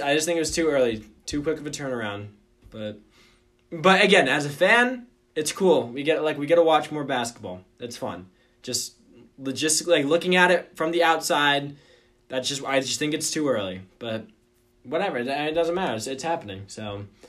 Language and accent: English; Omaha, Nebraska, United States; my hometown of Omaha, Nebraska